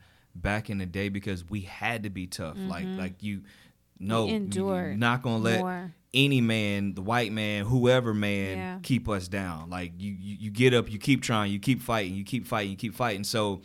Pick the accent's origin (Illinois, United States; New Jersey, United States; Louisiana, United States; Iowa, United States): New Jersey, United States; Jersey City; I live in Jersey City. So I'm originally from Jersey City.